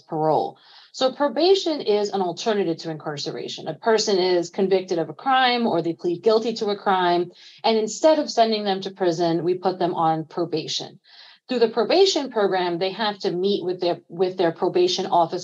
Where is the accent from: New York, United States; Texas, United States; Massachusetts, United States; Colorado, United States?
New York, United States; New York City; I was born and raised in East New York, Brooklyn